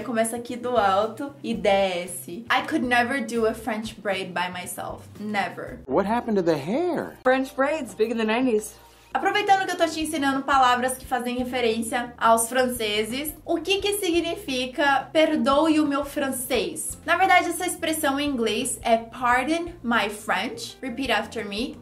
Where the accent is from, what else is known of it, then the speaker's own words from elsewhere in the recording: Brazil; Sou brasileira